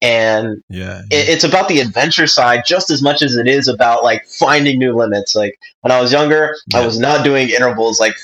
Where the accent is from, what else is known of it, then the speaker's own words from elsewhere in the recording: Ontario, California, United States; also born or lived in Johnson City, Tennessee; we grew up in Ontario